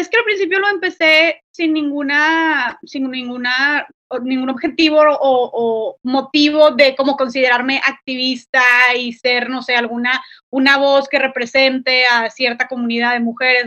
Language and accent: Spanish; Monterrey, Nuevo León, Mexico; soy de Monterrey, Nuevo León